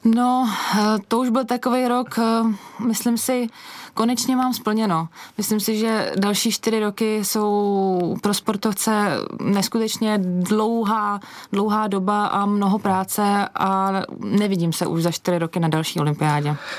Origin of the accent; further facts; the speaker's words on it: Špindlerův Mlýn, Hradec Králové Region, Czechia; Já jsem vyrůstala ve Špindlu